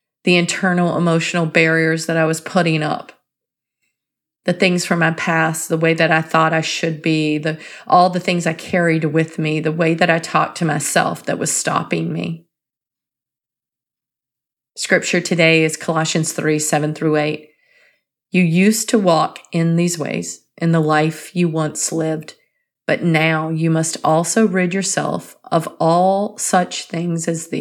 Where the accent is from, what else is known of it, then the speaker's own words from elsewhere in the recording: North Carolina, United States; I grew up in North Carolina, and I can say this because I did grow up there and our language is a bit different.